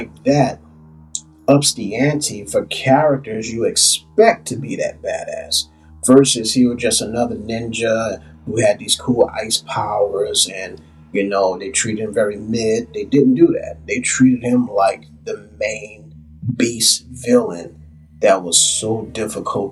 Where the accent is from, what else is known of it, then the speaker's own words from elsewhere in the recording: New Orleans, Louisiana, United States; New Orleans, of all places, which is my hometown